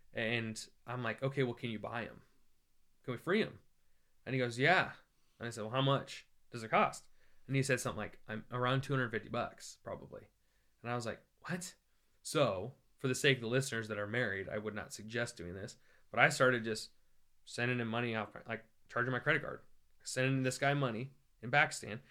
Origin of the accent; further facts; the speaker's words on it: Iowa, United States; I grew up in Iowa